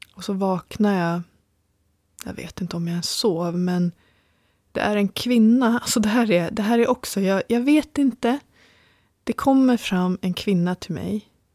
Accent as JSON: {"language": "Swedish", "country": "Sweden", "said": "jag är ju liksom svensk"}